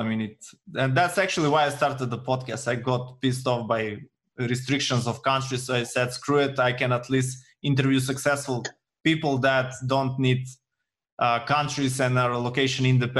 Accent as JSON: {"language": "English", "country": "North Macedonia", "said": "Well, I come from Macedonia, from Eastern Europe, and I'm not from USA."}